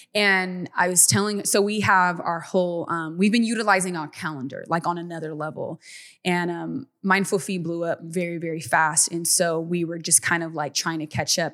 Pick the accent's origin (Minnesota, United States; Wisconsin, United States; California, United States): California, United States; Stockton; we grew up in in Stockton, California, a very small town